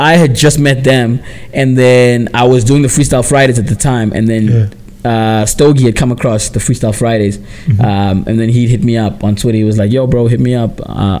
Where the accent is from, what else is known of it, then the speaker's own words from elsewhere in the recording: Port Elizabeth, Eastern Cape, South Africa; also born or lived in Graaf-Reinet; I'm from Eastern Cape, Port Elizabeth, and a small town called Graaf-Reinet. Port Elizabeth is my birthplace. That's where I was born. That's my hometown. Graaf-Reinet is my home. That's like that's where my family's from.